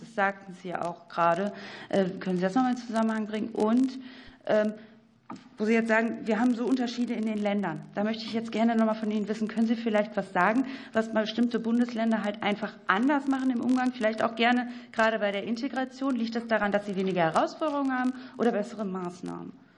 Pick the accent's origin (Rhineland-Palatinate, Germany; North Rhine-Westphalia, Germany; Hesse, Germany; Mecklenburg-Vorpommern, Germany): North Rhine-Westphalia, Germany; ich komme aus NRW